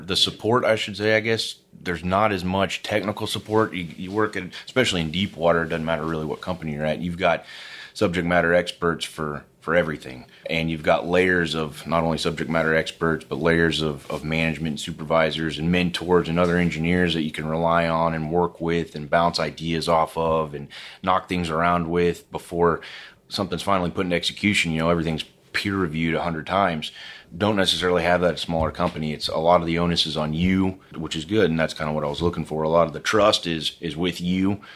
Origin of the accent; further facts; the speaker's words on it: Houston, Texas, United States; also born or lived in Austin, Texas; I grew up in Houston, Texas.